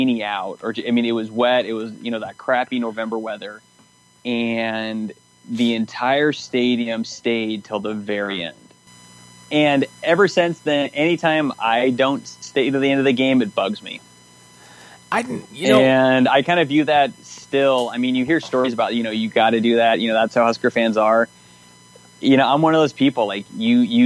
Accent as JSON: {"language": "English", "region": "Nebraska", "country": "United States", "tie": "born or raised there", "said": "basic Nebraskan, born and raised here"}